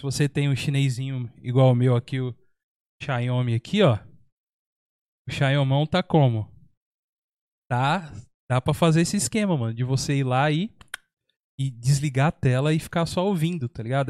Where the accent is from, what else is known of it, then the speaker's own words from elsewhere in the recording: São Paulo, Brazil; also born or lived in Minas Gerais; now in São José dos Campos, Brazil; Eu vim de São Paulo pra cá. Eu também sou da mesma situação, nasci, eu nasci em Minas, uhum. mas eu fui para São Paulo, acho que eu, eu, tinha menos de um ano, cara. Então, então é, pelo tempo, é metade do tempo vivido em São Paulo e metade do tempo já vivido aqui